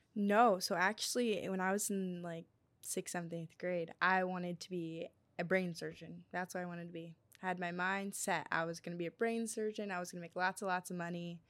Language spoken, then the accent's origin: English; Akron, Ohio, United States; I'm from Akron